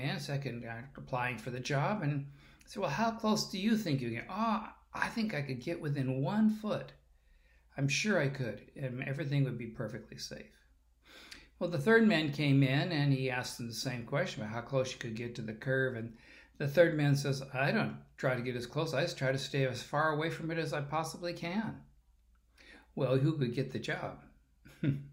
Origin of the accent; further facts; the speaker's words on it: California, United States; I'm a Californian